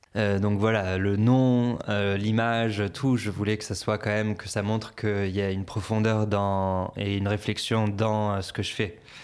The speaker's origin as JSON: {"language": "French", "town": "Antibes", "region": "Provence-Alpes-Côte d'Azur", "country": "France", "tie": "born or raised there", "also_born_or_lived": "Boston, United States / Lyon, France / San Francisco, United States / Los Angeles, United States", "moved": "as an adult", "lives_now": "Biarritz, France", "said": "je suis né à Boston, aux États-Unis. J'ai déménagé en France quand j'avais 6 ans et euh, pour euh, habiter sur une ferme euh, avec mes parents. Et ensuite, j'ai grandi surtout dans le sud de la France, près de Nice, à, Antibes."}